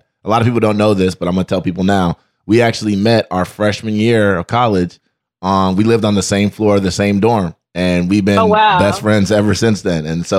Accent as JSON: {"language": "English", "region": "Ohio", "country": "United States", "also_born_or_lived": "New York", "moved": "as an adult", "said": "I'm from Ohio and I went to New York to go to NYU for law school."}